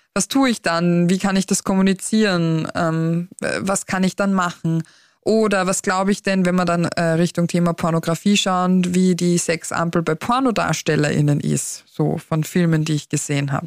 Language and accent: German; Austria; bei uns in Österreich